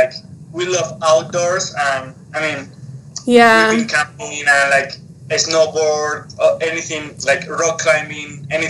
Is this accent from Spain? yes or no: yes; Spain; English is a second language; moved away as an adult; now in United States; So we are originally from Spain, and like 5 years ago, right? Yeah, we moved to Utah to teach, and we are still in Utah.